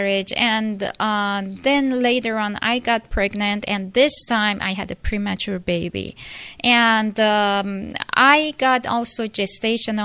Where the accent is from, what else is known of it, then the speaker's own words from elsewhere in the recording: Iran; moved away as an adult; now in United States; I'm from Iran, Persia, and when I was 18, I came to United States, and I'm 47 now